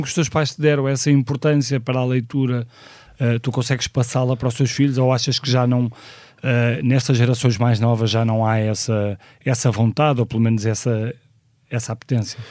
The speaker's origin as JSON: {"language": "Portuguese", "town": "Porto", "region": "Norte", "country": "Portugal", "tie": "born or raised there", "moved": "yes", "said": "nasci no Porto em 1976"}